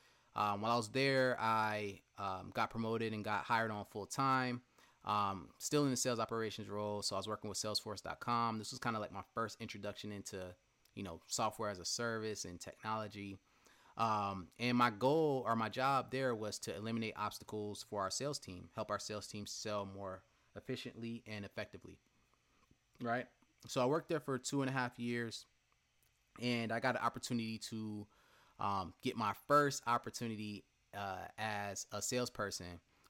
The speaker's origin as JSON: {"language": "English", "town": "Marietta", "region": "Georgia", "country": "United States", "tie": "born or raised there", "said": "Went to Hillgrove High School in West Cobb, Powder Springs, Georgia, to be exact. I grew up in Marietta for the most part."}